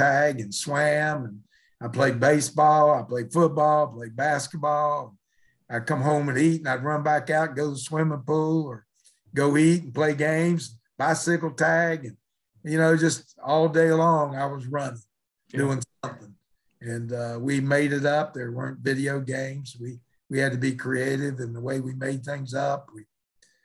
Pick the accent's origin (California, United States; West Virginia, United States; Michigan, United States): West Virginia, United States; Mullins; growing up in West Virginia, I wouldn't trade it for the world